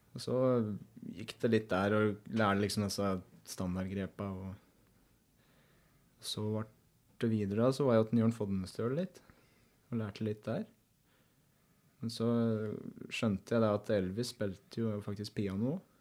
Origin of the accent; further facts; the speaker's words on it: Eina, Innlandet, Norway; jeg vokste jo opp på